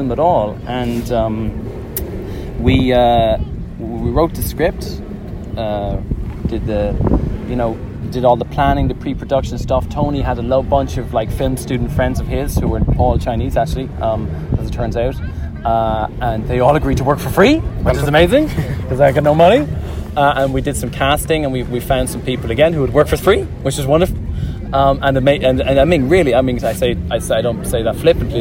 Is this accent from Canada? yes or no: no; Ireland; now in Brighton, United Kingdom; because I'm Irish